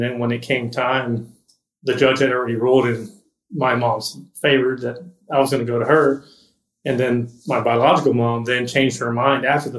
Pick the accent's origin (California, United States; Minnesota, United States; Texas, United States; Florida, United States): Texas, United States; Corpus Christi; Corpus Christi, Texas.